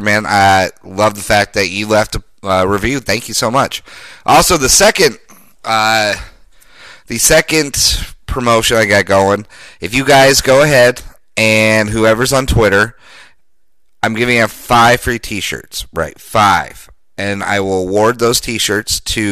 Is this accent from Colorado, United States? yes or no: yes; Denver, Colorado, United States; my hometown of Denver